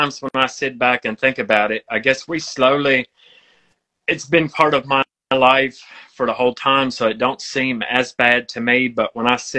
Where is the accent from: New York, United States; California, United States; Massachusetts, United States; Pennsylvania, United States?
Pennsylvania, United States; Western; I was born and raised in Western Pennsylvania.